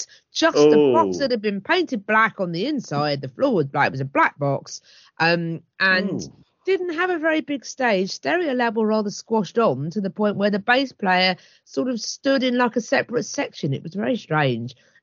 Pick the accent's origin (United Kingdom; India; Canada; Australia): United Kingdom; Hastings, South East England; my hometown of Hastings